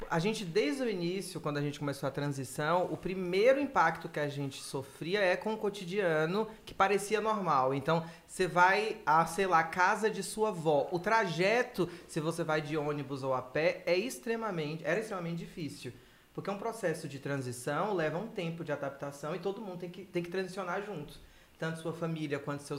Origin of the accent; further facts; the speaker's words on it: Bahia, Brazil; eu cresci na década de 90 na Bahia no fervo do axé, da axé music.